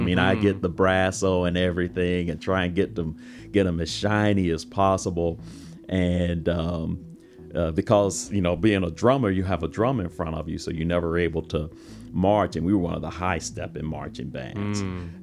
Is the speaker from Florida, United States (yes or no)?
yes; Jacksonville, Florida, United States; also born or lived in Atlanta / Palatka, Florida; I was born and raised in Jacksonville, on the north side of Jacksonville